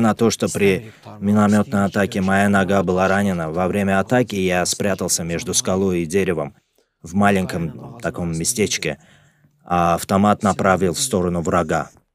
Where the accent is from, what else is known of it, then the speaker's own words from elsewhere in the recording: Lerik District, Azerbaijan; я из города Лирик